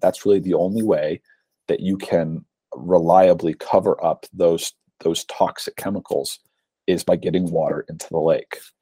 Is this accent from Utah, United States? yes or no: yes; Utah, United States; my home state of Utah